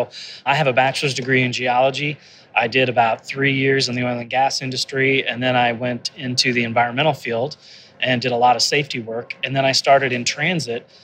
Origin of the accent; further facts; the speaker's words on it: Denver, Colorado, United States; I'm the GM and CEO in my hometown of Denver